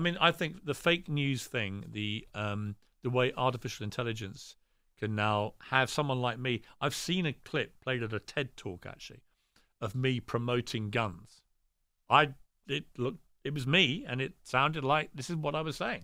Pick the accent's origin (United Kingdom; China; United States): United Kingdom; I'm very British